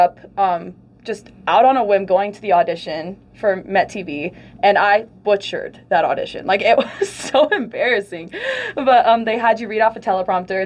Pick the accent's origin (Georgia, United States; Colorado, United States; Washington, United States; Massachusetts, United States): Colorado, United States; Aurora; I'm from Aurora, Colorado